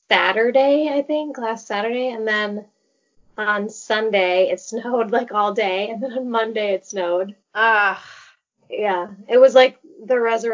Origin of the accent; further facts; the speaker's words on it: Minneapolis, Minnesota, United States; I'm 35, and I grew up in Minnesota, in the Twin Cities, and I live here now. I've moved around a bit, but since my injury, I've been back here, so since 2012.